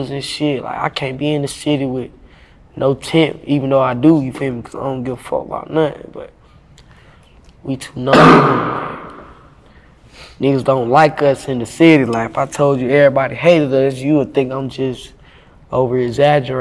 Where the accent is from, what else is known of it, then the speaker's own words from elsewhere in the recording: Bradtown, North Carolina, United States; I'm from Bradtown, North Carolina